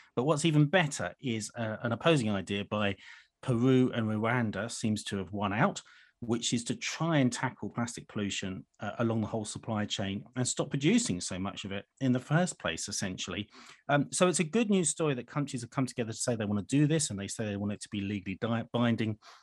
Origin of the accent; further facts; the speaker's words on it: United Kingdom; as a Brit